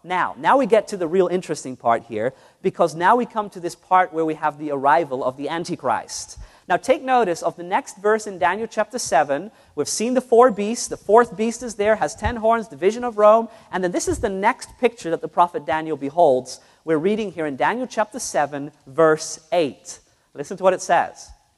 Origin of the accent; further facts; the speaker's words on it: New Zealand; also born or lived in Netherlands; My parents were Roman Catholics. All my family were Roman Catholics. I grew up in New Zealand and in Holland, so I know very much about this system and about this religion.